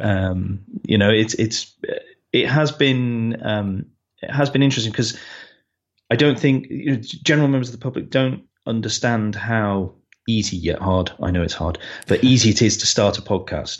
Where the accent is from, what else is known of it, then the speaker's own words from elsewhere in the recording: United Kingdom; we're British